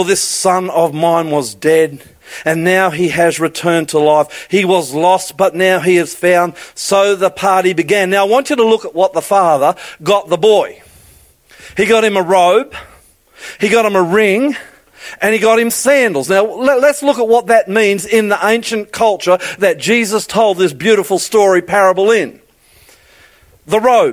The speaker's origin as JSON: {"language": "English", "region": "Queensland", "country": "Australia", "said": "I'm a Queenslander"}